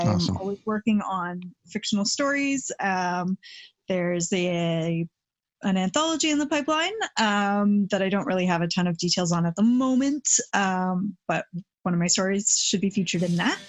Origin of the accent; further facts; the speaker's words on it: Vancouver, British Columbia, Canada; when I travel overseas and people are like, oh, you're Canadian, and they're like, where are you from? And I say Vancouver